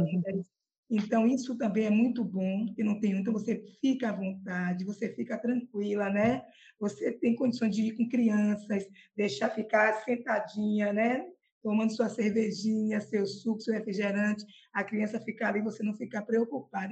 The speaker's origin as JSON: {"language": "Portuguese", "town": "Salvador", "region": "Bahia", "country": "Brazil", "said": "eu sou de Salvador, eu tenho 57 anos e sou simplesmente apaixonada pela minha terra"}